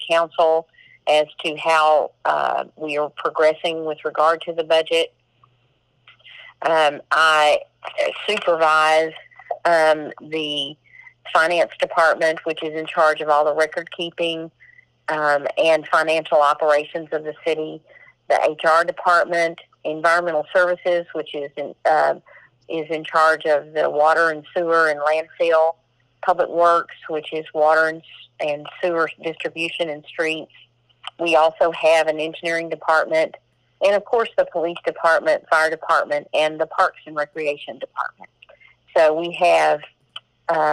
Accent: Corsicana, Texas, United States; also born or lived in Fairfield, Texas; I was born in Corsicana. I attended high school in Fairfield. I attended Navarra College

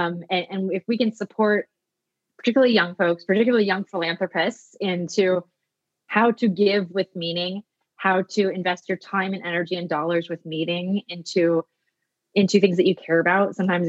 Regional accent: Pacific Northwest, United States; I'm from the Pacific Northwest.

